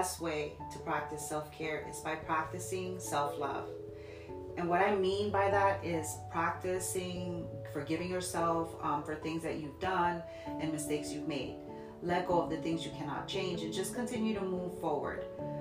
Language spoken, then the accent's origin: English; Jersey City, New Jersey, United States; now in Ohio, United States; born and raised in Jersey City, currently living in Ohio for some time now